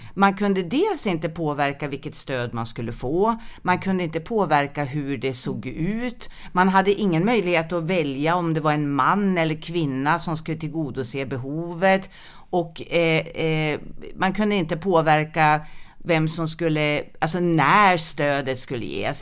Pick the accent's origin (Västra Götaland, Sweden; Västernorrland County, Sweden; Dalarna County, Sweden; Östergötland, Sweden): Västernorrland County, Sweden; Sundsvall; moved away as an adult; also born or lived in Skåne; jag kommer ursprungligen från Sundsvall